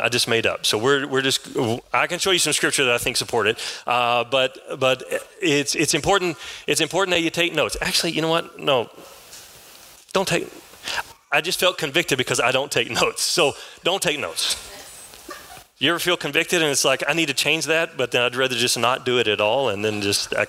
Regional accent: San Angelo, Texas, United States; now in Kyle, United States; I was raised here in San Angelo. I live now south of Austin in a town called Kyle. But I was raised in San Angelo, moved here when I was 10 years old. I left when I was 21

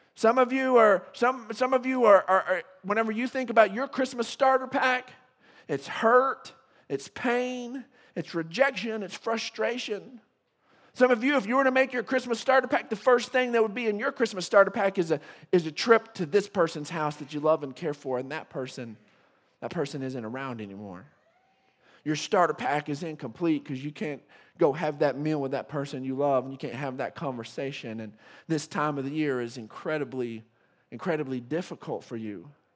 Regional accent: West Texas, United States; being a Texan and a West Texan

